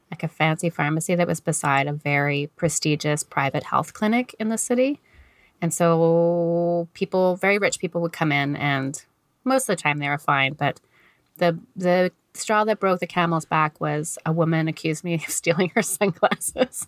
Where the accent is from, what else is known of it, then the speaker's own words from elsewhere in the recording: Canada; accent: thick Canadian; I'm a Canadian. I probably can tell from my very thick Canadian accent